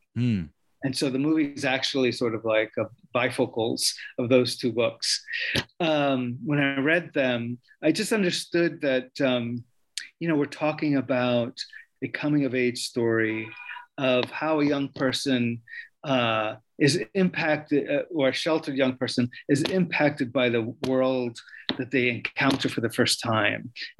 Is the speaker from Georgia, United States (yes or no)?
no; New York, United States; But as a young Puerto Rican, you know, growing up in New York, he was a hero, as was the Cuban Revolution